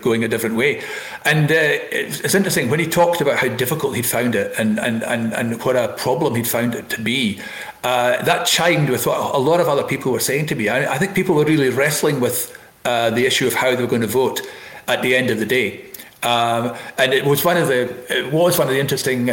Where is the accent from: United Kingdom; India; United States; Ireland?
United Kingdom; Elgin, Scotland; I was up in Elgin, my hometown